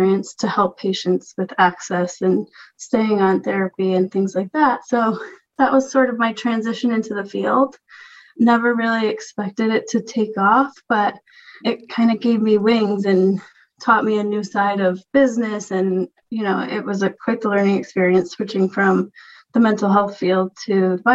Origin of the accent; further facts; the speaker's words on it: Rhode Island, United States; now in California, United States; I'm from Rhode Island